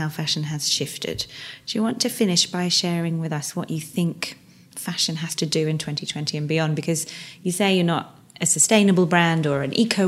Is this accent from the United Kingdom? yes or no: yes; England, United Kingdom; we're very English